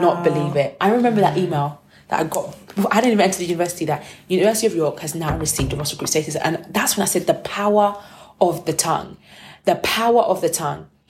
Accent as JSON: {"language": "English", "country": "United Kingdom", "said": "I'm the Brit"}